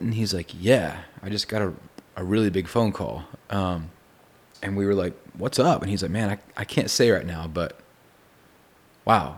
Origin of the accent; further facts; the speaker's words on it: Texas, United States; I'm from Texas